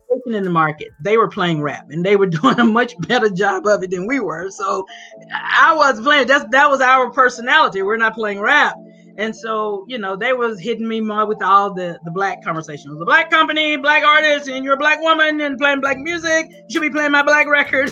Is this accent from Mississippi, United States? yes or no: yes; Grenada, Mississippi, United States; moved away; I'm from Grenada, Mississippi.